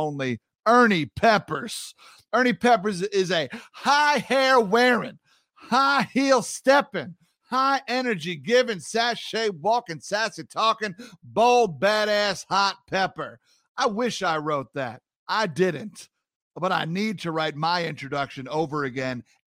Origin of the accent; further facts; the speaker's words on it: New York, United States; a fellow New Yorker